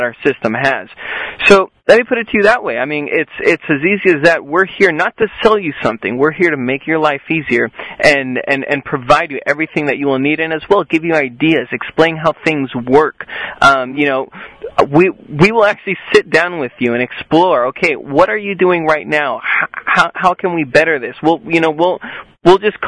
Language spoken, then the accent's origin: English; southern Spain, Spain; also born or lived in Las Vegas, Nevada, United States; I lived there until I was only 4 years old, and then my mother, she decided to move back to Spain, get out of the whole Vegas life. We went down to the southern part of Spain